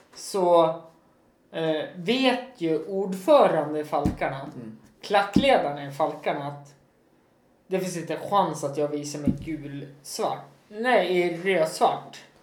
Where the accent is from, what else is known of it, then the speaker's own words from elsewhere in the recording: Östersund, Jämtland, Sweden; staden där jag är ifrån